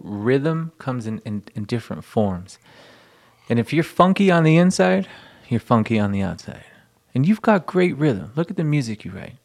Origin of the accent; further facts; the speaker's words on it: El Paso, Texas, United States; growing up in El Paso, going to a quinceañera, going to a wedding